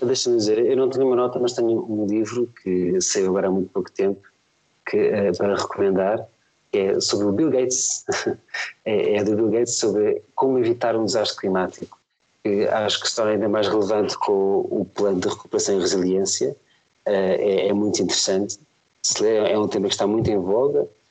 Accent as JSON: {"language": "Portuguese", "region": "Lisbon", "country": "Portugal", "tie": "born or raised there", "lives_now": "Amadora, Portugal", "said": "Eu, eu, sempre morei em Lisboa, agora moro na Amadora, mas sempre nasci, nasci fui criado em, em Lisboa."}